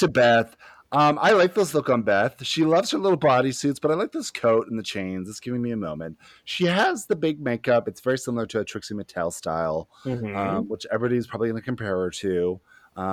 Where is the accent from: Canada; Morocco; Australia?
Canada; Smithers, British Columbia; I'm not from Nelson. I'm from Smithers